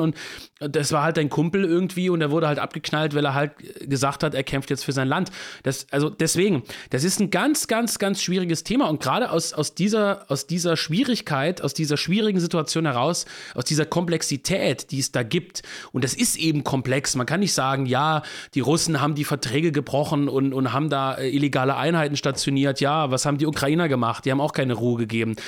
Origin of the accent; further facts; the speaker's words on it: Germany; als Deutscher